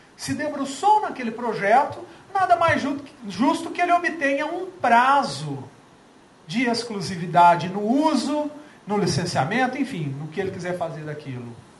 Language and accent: Portuguese; Franca, São Paulo, Brazil; eu não sou mineiro, sou francano, quase mineiro